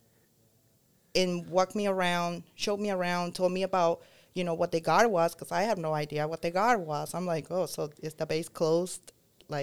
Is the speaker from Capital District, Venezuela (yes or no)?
yes; Caracas, Capital District, Venezuela; moved away as an adult; also born or lived in Boston; now in United States; I was born in Caracas, Venezuela